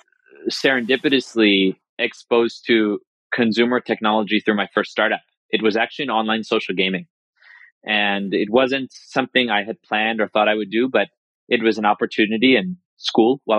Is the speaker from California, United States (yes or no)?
no; New York, United States; also born or lived in India; I was born in India and moved to this country when I was 2 years old, living in New York